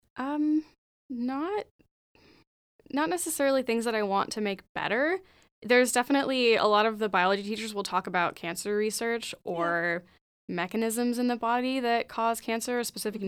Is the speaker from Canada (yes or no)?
no; Gilroy, California, United States; I'm from Gilroy